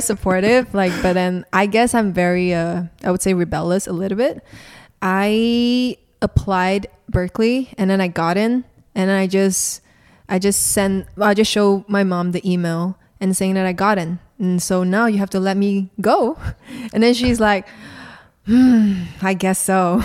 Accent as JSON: {"language": "English", "region": "Kuala Lumpur", "country": "Malaysia", "tie": "born or raised there", "said": "I'm from Malaysia, so born and raised in Malaysia"}